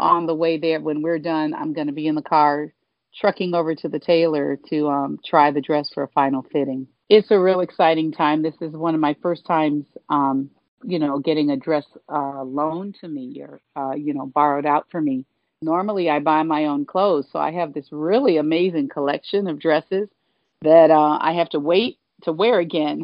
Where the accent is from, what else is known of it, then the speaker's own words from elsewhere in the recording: Gary, Indiana, United States; moved away as an adult; also born or lived in Michigan; now in Los Angeles, United States; my hometown of Gary, Indiana